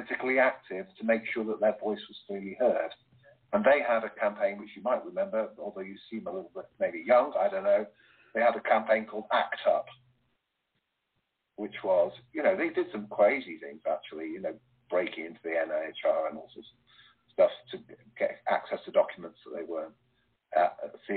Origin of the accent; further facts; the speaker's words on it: United Kingdom; Being British